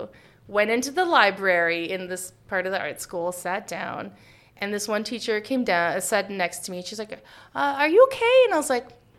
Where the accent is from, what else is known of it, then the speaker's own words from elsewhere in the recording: London, Ontario, Canada; I went to an art high school called Beale Art in, I'm Canadian, in London, Ontario, Canada